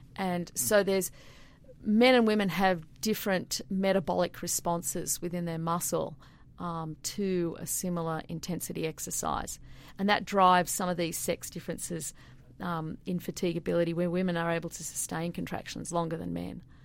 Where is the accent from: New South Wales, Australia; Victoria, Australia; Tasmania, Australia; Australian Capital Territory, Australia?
New South Wales, Australia; Sydney; moved away as an adult; also born or lived in Queensland; now in Milwaukee, United States; I grew up in Sydney.